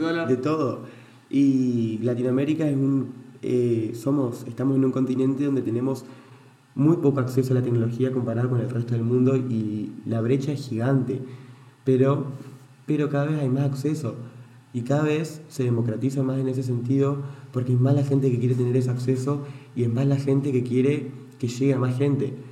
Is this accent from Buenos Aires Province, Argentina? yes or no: no; Entre Ríos, Argentina; now in Buenos Aires, Argentina; soy de Entre Ríos